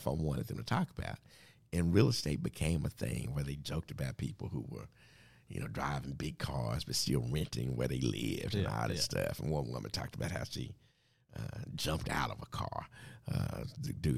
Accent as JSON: {"language": "English", "town": "Dallas", "region": "Texas", "country": "United States", "tie": "born or raised there", "said": "I grew up in Wynwood Hills, that part of Oak Cliff"}